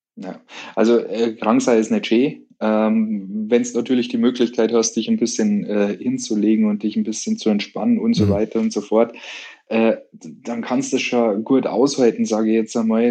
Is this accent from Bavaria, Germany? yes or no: yes; Munich, Bavaria, Germany; bei uns in München